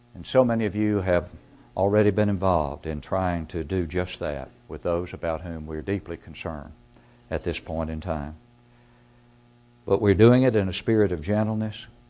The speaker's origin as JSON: {"language": "English", "town": "Smithville", "region": "Tennessee", "country": "United States", "tie": "born or raised there", "said": "my hometown congregation of Smithville, Tennessee"}